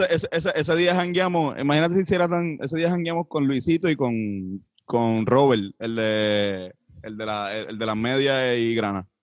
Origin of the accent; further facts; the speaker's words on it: Puerto Rico; somos cuatro puertorriqueños